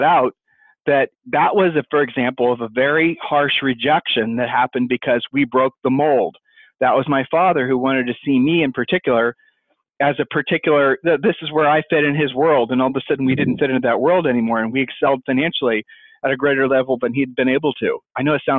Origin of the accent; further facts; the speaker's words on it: Ohio, United States; I'm from Ohio